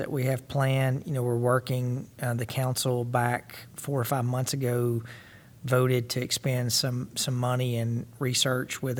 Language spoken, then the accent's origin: English; Missouri, United States; we're from Missouri, we're from the show me state.